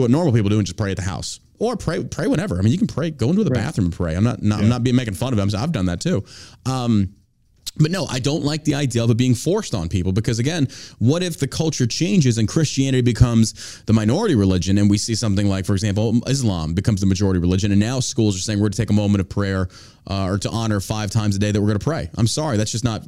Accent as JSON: {"language": "English", "region": "Texas", "country": "United States", "tie": "born or raised there", "said": "I grew up with it in Texas."}